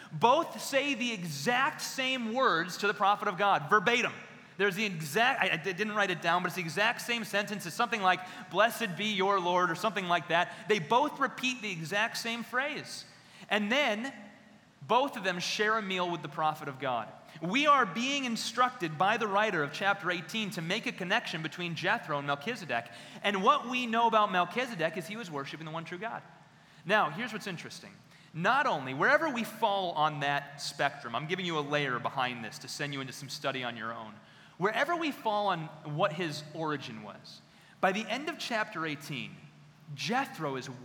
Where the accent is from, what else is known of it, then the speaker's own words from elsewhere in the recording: Midwest, United States; I'm white, I come from the Midwest, and I bring a white Midwestern lens